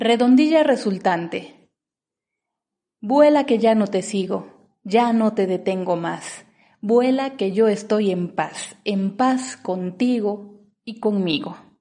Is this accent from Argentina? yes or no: no; Oaxaca, Mexico; soy decimista oaxaqueña